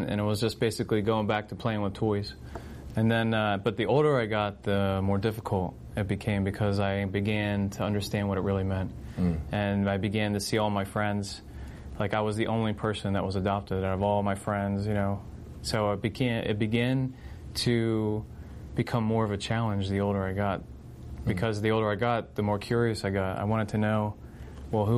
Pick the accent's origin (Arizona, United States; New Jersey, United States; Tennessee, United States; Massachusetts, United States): New Jersey, United States; Vineland; also born or lived in Virginia / Philadelphia; I'm originally from Vineland, and born and raised in Vineland